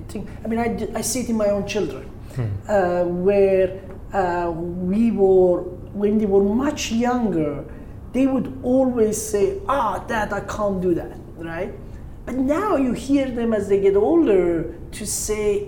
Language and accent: English; Tehran, Tehran Province, Iran; moved away; also born or lived in Caspian Sea coast, Iran; I grew up in Tehran, and then I moved to the Caspian Sea. So I spent my teenage years as a beach bum